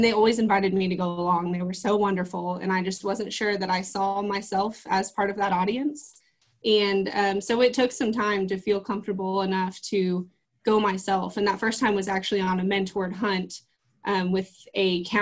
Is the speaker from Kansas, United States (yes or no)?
yes; Kansas, United States; I am from Kansas